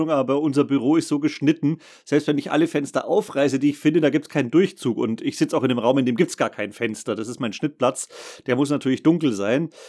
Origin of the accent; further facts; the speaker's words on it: Saxony, Germany; now in Bavaria, Germany; Nee, ich bin ja eigentlich gebürtiger Sachse.